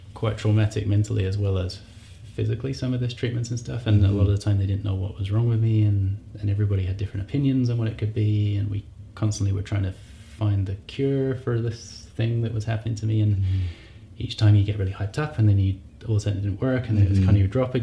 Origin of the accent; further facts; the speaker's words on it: Essex, East of England, United Kingdom; moved away as an adult; now in Calgary, Canada; I grew up in England, United Kingdom. I grew up in Essex. Stayed most of my life there.